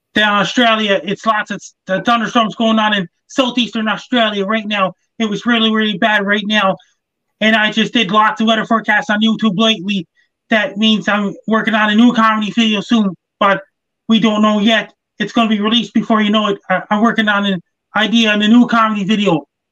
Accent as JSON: {"language": "English", "town": "Sydney", "region": "Nova Scotia", "country": "Canada", "tie": "born or raised there", "said": "in Sydney, Nova Scotia, my hometown right now"}